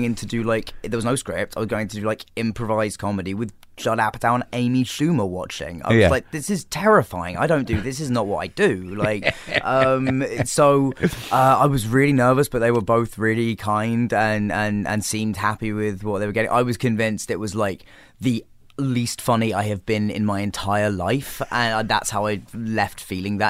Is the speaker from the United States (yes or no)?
no; England, United Kingdom; being English